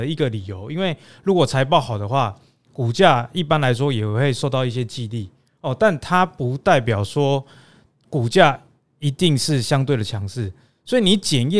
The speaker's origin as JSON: {"language": "Chinese", "country": "Taiwan", "accent": "Taiwanese Mandarin", "said": "我们台湾国语。"}